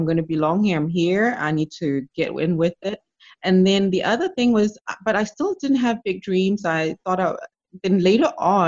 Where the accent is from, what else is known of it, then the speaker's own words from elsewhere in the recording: Zimbabwe; moved away; I'm from Zimbabwe